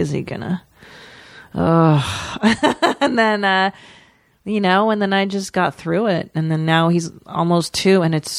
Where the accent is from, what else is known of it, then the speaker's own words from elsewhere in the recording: United States; Because we're not French. We're American.